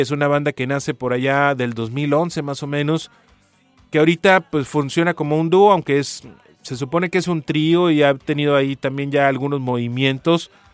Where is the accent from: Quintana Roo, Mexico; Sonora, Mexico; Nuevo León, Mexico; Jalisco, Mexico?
Sonora, Mexico; como buen sonorense